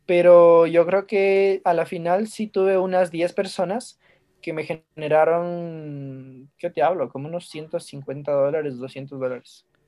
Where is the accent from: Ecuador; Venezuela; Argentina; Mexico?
Ecuador; Ambato, Tungurahua; yo estaba estudiando en un colegio aquí en, Ambato, que es donde yo nací.